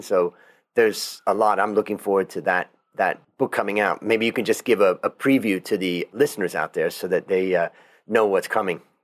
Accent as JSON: {"language": "English", "country": "United States", "moved": "as an adult", "lives_now": "Thailand", "said": "an American that left America thirty years ago, came to Thailand and kinda built more of an international life"}